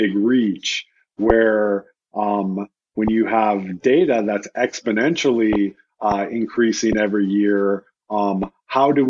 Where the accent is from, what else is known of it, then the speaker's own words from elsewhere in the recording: United States; speaking as an American